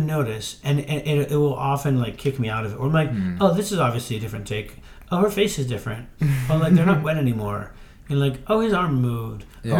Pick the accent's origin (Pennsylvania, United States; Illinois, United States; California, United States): Pennsylvania, United States; I grew up in Pennsylvania, not far from Indiana